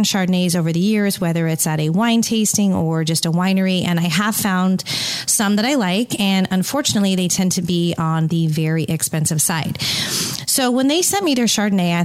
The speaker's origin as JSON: {"language": "English", "region": "California", "country": "United States", "tie": "born or raised there", "said": "I am from California and grew up just an hour outside of wine country"}